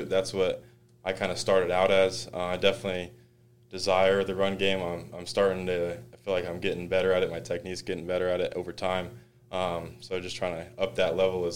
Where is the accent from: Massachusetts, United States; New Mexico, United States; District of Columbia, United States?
New Mexico, United States; moved away as an adult; now in Utah, United States; I was from New Mexico